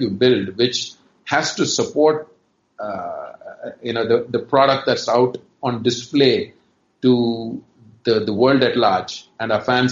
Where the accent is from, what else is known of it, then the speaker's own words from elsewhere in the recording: Chennai, Tamil Nadu, India; moved away; also born or lived in Karnataka; although I'm from Karnataka originally, I actually grew up in Chennai